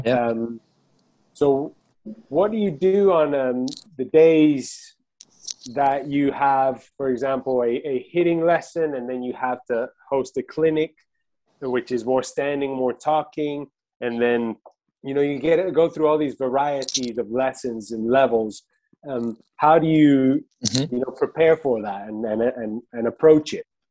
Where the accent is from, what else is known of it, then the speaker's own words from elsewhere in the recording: Argentina; now in United States; I'm from Argentina too